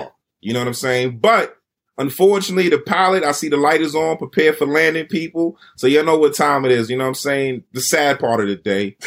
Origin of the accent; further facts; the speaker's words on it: United States; being that we're from the States